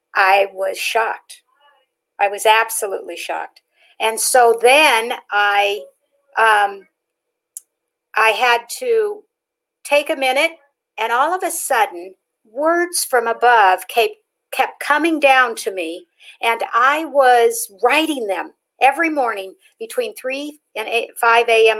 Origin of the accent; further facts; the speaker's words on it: Pacific Northwest, United States; moved away as an adult; also born or lived in Nevada; now in Las Vegas, United States; I was raised up in the Pacific Northwest. I came to Nevada when I was 21 years old.